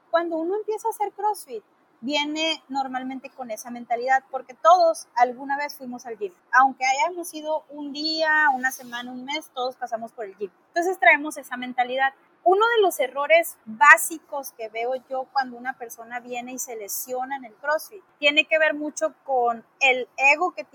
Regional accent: Mexico; Y como buenos mexicanos, me ha pasado mucho

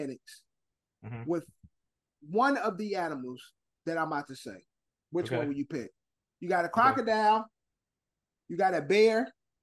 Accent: Illinois, United States; moved away; also born or lived in White Plains, New York; I'm from Illinois originally

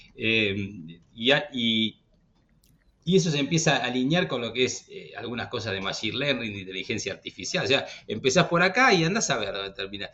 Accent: Argentina; nosotros como argentinos

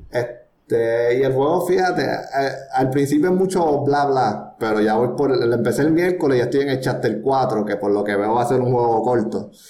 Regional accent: Puerto Rico; Yo soy puertorriqueño, yo no sé nada de Francia. Fuimos conquistados por España y después Estados Unidos, o sea, que no tenemos nada francés aquí.

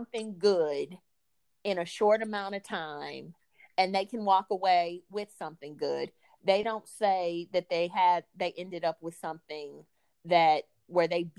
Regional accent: Midwest, United States; I was in high school in 1997, and I grew up in the Midwest

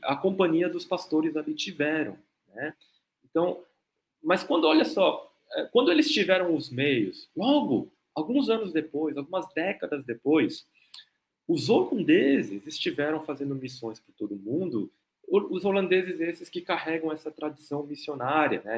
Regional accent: South Korea; eu sou coreano também

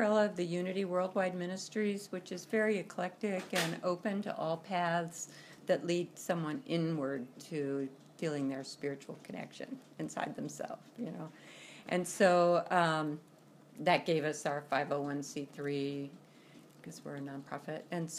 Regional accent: New Jersey, United States; born there; now in Kansas, United States; I was born in New Jersey and lived all over the country, different places, different times, and ended up in Kansas

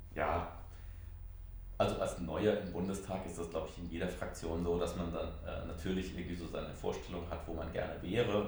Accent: Haagsheim, Rhineland-Palatinate, Germany; in meinem Heimatort in Haagsheim

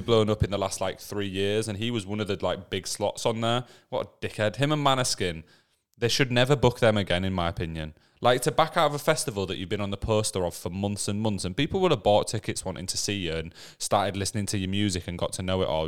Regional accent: England, United Kingdom; we're from England

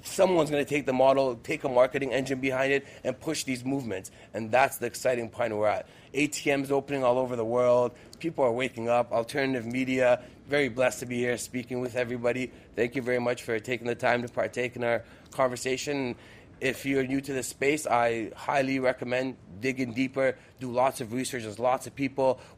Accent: Moscow, Russia; I was born in Russia, Moscow specifically

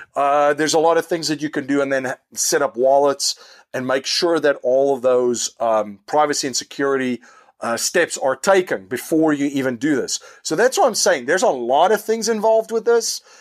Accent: South Africa; now in United States; in South Africa, where I am originally from

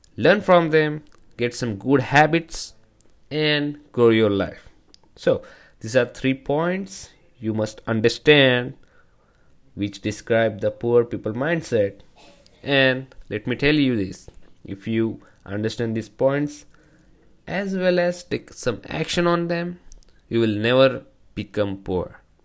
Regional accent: India; from India

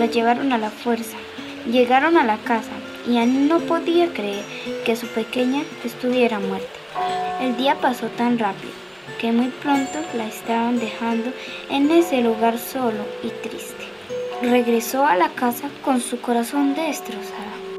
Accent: Riachuelo, Santander, Colombia; Soy de Riachuelo. Vivo en el centro del corregimiento.

